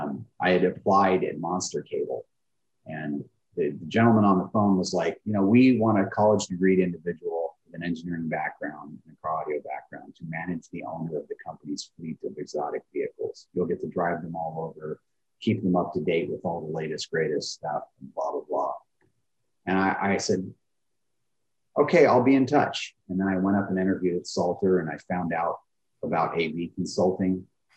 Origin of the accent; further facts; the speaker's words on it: Bakersfield, California, United States; But I grew up in Bakersfield, California, and I got an old Jeep when I was a teenager